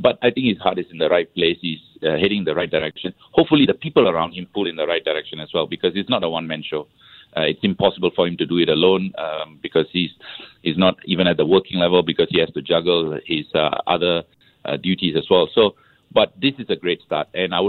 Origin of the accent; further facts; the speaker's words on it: Singapore; moved away as an adult; now in Madrid, Spain; I'm very proud to be Singaporean.